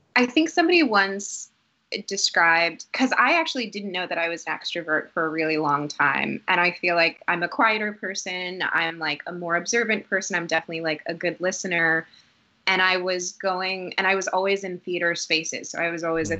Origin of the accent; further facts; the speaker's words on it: Newton, Massachusetts, United States; also born or lived in Boston, Massachusetts; we grew up in Dorchester, oh, um, yeah. and then around seven or eight, we moved to a suburb called Newton, Massachusetts.